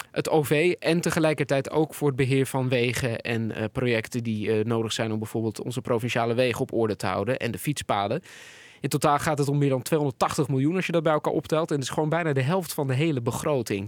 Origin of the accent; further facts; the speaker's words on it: Netherlands; we als Nederlanders